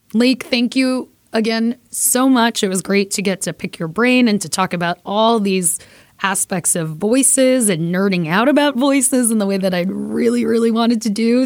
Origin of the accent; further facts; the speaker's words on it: New York City, New York, United States; I am Puerto Rican from Brooklyn